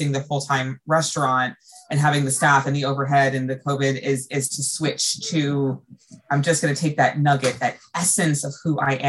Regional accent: United States; as an American

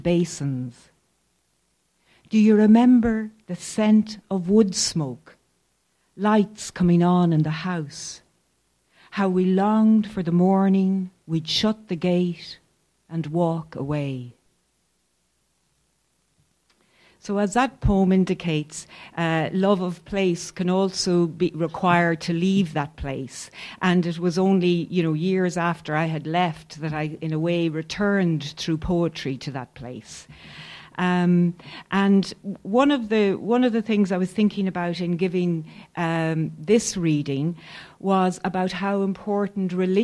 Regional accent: County Roscommon, Connacht, Ireland; the farm that Andrew and I grew up on in County Roscommon

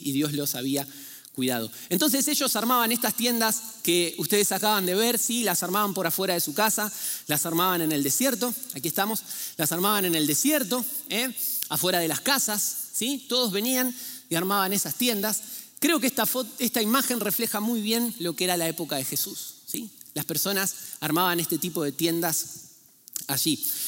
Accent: Argentina; moved away; en Argentina, ¿sí? yo de ahí vengo, ¿eh? por eso pido ya disculpas si tengo un acento algo extraño

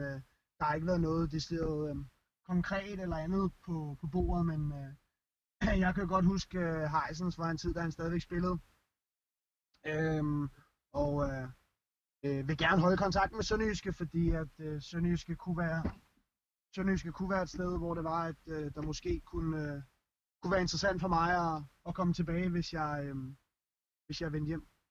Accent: Denmark; moved away; os som danskere

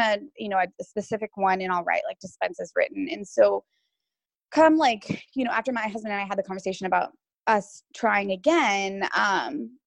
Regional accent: Washington, United States; I was born and raised in Washington

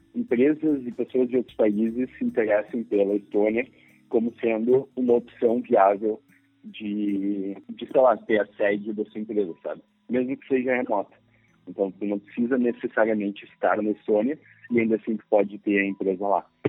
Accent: Brazil; são brasileiros

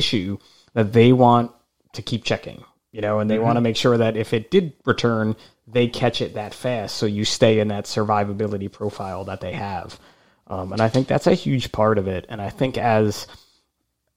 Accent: New Jersey, United States; I'm from New Jersey

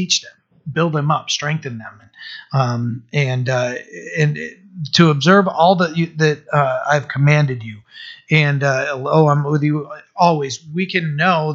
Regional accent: Maine, United States; I'm from Maine

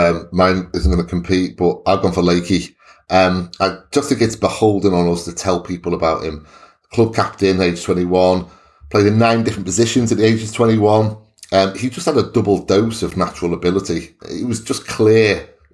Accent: Welsh, Wales, United Kingdom; I'm Welsh

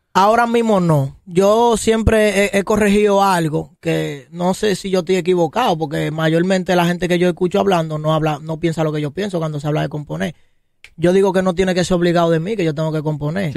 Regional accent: Santo Domingo, Distrito Nacional, Dominican Republic; yo soy de aquí de Los Ríos

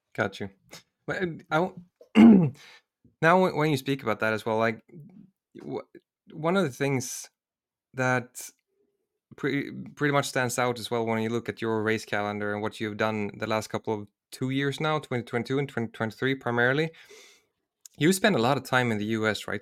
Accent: Sweden; I'm from Sweden, and, and I also lived in, in the southern parts of Sweden.

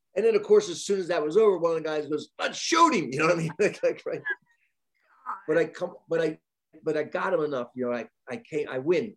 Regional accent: across from Wilmington, Delaware, New Jersey, United States; also born or lived in Pennsylvania / Van Nuys, Los Angeles; now in Asheville, United States; My hometown was a huge chemical factory, DuPont, and um, right across from Wilmington, Delaware.

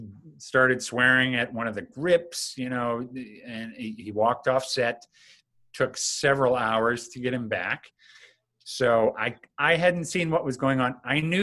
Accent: Minnesota, United States; moved away; I'm going to visit my family because I'm from Minnesota.

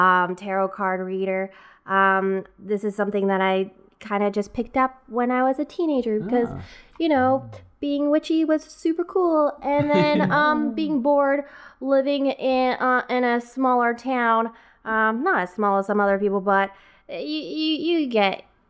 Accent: Edmonton, Alberta, Canada; We're both from Edmonton.

